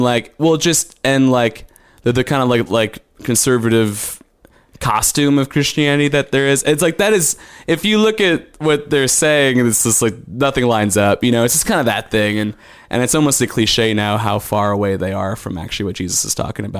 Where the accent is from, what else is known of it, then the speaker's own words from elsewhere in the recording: Yorkville, Illinois, United States; moved away as an adult; also born or lived in Indiana; now in Austin, United States; I'm from around Chicago. It's a town called Yorkville, middle of Illinois.